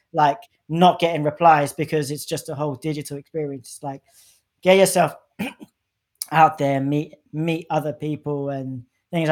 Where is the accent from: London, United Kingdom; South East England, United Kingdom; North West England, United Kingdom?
London, United Kingdom; I'm from London, like I grew up in like northwest London